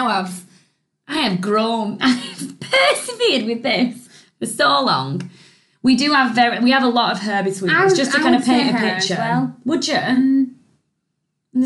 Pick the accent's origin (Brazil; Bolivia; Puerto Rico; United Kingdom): United Kingdom; we're British